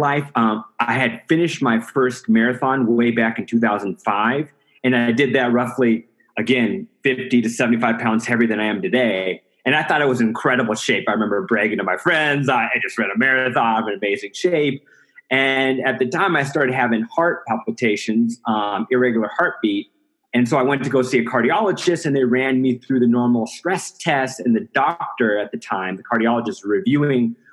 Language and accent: English; Iowa, United States; now in Denver, United States; So I'm originally from Iowa. I live in Denver, Colorado.